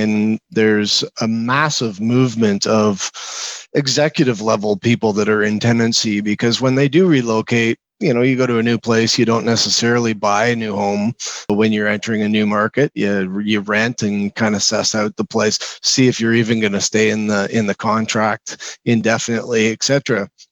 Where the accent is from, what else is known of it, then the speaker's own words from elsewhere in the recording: Toronto, Ontario, Canada; moved away as an adult; now in Calgary, Canada; I grew up in Ontario in the Toronto area.